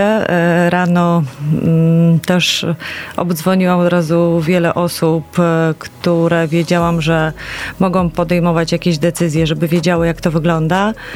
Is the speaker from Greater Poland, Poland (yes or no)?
yes; Poznań, Greater Poland, Poland; jako poznanianki i poznaniacy